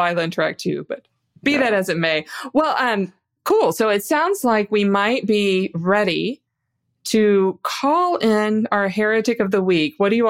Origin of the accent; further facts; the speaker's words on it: the South, United States; I'm from the South, too.